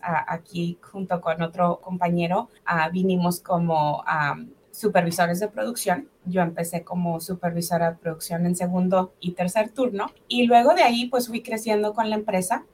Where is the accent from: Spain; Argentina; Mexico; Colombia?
Mexico; Delicias, Chihuahua; moved away as an adult; also born or lived in Mexico City / Ciudad Juárez; now in Ohio, United States; yo nací en la Ciudad de México, de hecho. Y a los seis meses de edad, mis papás se mudan a, Chihuahua, a una colonia rural ah, llamada Colonia Terrazas, en Delicias, Chihuahua. Y bueno, ahí, ahí crecí